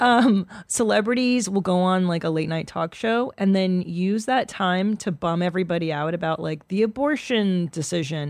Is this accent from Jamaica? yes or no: no; Canada; now in United States; I was born in Canada